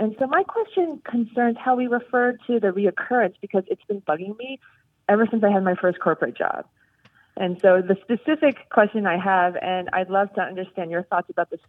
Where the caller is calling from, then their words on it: Seattle, Washington, United States; I'm calling in from Seattle.